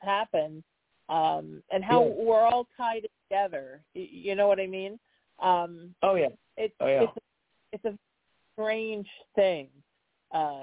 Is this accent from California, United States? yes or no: yes; Huntington Beach, California, United States; I grew up in Huntington Beach